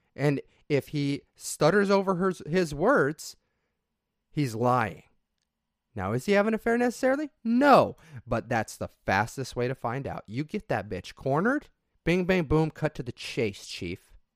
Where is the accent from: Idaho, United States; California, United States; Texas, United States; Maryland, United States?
Idaho, United States; southeast; If you live in a small farming community, like I did in southeast Idaho, where potato farms are everywhere, during harvest season, you get a couple weeks off to go help with harvest